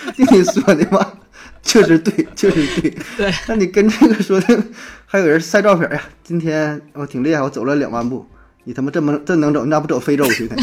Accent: Northeast China, China; 咱是东北人

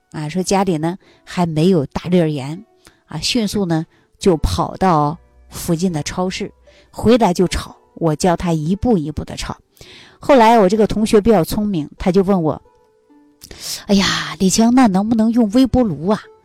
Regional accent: Northeast China, China; moved away; 我们东北老家有这样的一句话

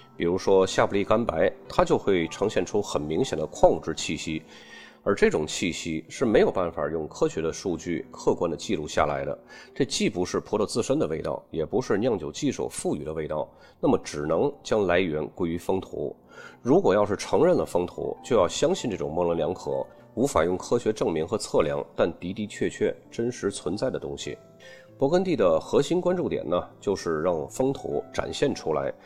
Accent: China; 我们中国人一般喜欢加上人情二字

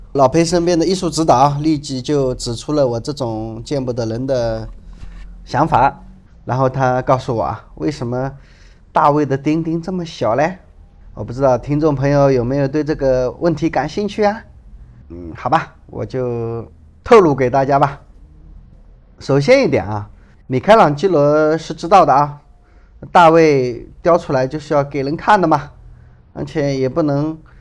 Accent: China; 这个地方我们中国人更喜欢管它叫翡冷翠

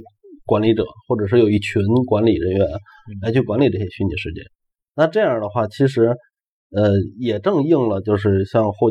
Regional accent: China; 呃而且我们中国人大多数人是唯心唯唯物的

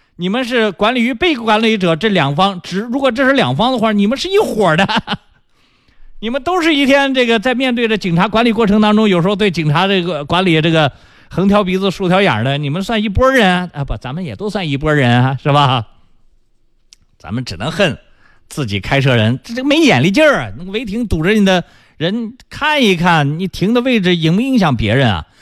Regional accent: China; 这是我们中国人长期以往的这个心理习惯。

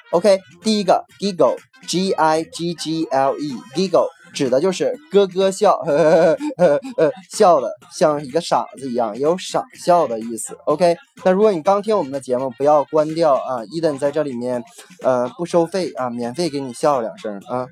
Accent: Northeast China, China; 有点像我们东北话说的

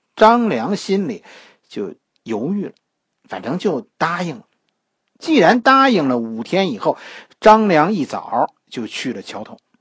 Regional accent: China; 其实我们中国人的一生啊都在找捷径

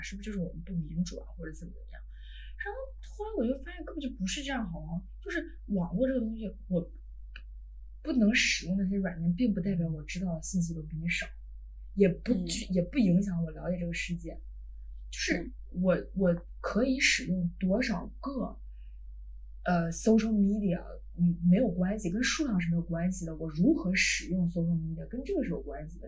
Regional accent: China; moved away; 我们中国人

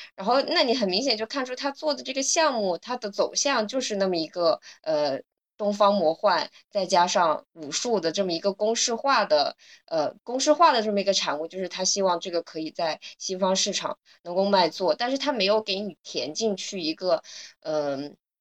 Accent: China; 对于我们中国人来说

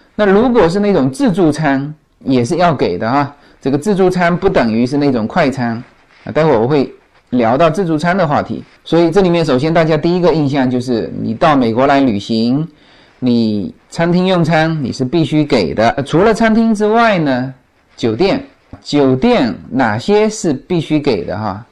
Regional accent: China; now in Los Angeles, United States; 那就更何况我们中国人啊

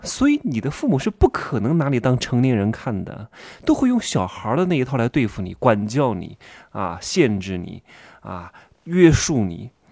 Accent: Wuhu, Anhui, China; moved away; 如果我在南京，我是芜湖人嘛

